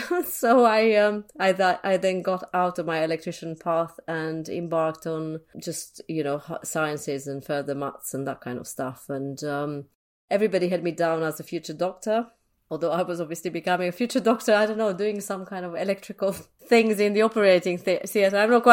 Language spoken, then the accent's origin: English; Transylvania, Romania; English is a second language; now in London, United Kingdom; So I guess my background started in Transylvania. I was born in Romania and I grew up under communism. So very, very different kind of life to what I have at the moment. I'm based in London.